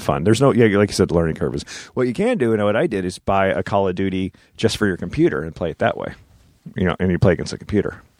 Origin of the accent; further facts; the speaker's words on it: New Jersey, United States; my friend who I grew up with in Jersey